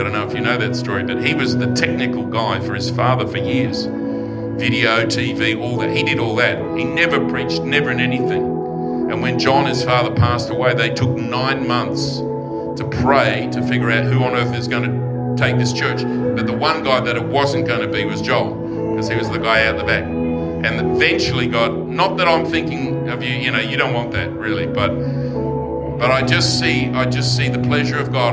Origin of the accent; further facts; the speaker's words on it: Forestville, New South Wales, Australia; now in London, United Kingdom; childhood growing up in Forestville